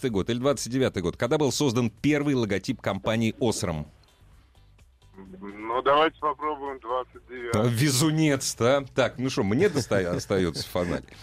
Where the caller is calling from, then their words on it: Orsk, Orenburg Oblast, Russia; С города Орска, Оренбургская область.